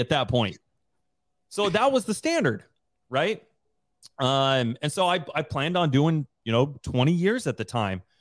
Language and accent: English; Rigby, Idaho, United States; moved away as an adult; We both grew up in Riory, Idaho together